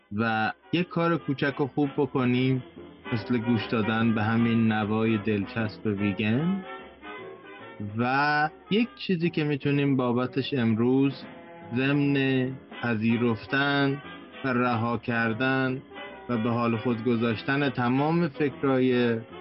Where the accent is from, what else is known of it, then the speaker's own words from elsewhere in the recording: Iran; now in Canada; ماهایی که خارج از ایران هستیم